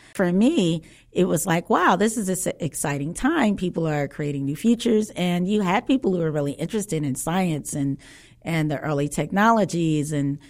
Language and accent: English; Chicago, Illinois, United States; Well, I'm a Southsider, so.